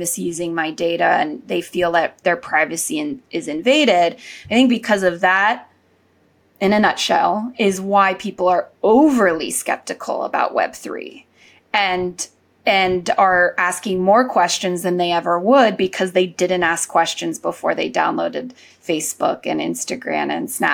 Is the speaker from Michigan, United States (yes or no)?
no; Silicon Valley, California, United States; growing up in the Silicon Valley